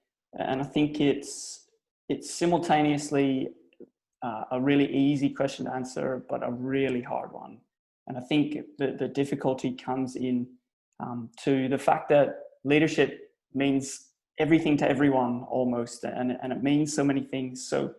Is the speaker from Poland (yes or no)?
no; Belfast, Northern Ireland, United Kingdom; now in Australia; So I'm Irish. I'm from Belfast. I'm a Belfast boy. But I've been in Australia now for over 16 years, nearly 18 years now.